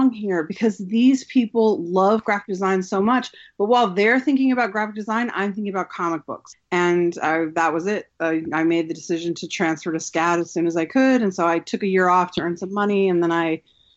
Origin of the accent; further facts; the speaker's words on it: California, United States; moved away; also born or lived in Utah / Arizona; I'm from originally California. At the time that I went to college, I was living in Utah.